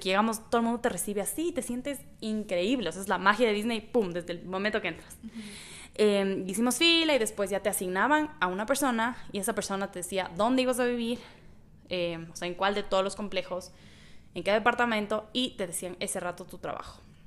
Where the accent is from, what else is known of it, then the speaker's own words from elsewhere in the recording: Ecuador; yo, como soy de Ecuador